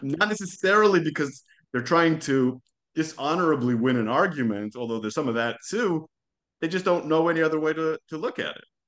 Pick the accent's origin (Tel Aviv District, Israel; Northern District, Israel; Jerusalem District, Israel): Jerusalem District, Israel; Jerusalem; first language Hebrew; English is a second language; moved away as an adult; also born or lived in Calgary, Canada; now in Hollywood, United States; I grew up in Jerusalem, mm-hmm. born and raised